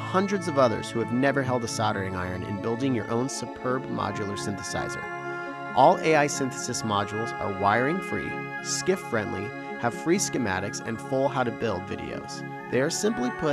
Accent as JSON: {"language": "English", "region": "Washington", "country": "United States", "said": "I'm from Washington State, not from Seattle"}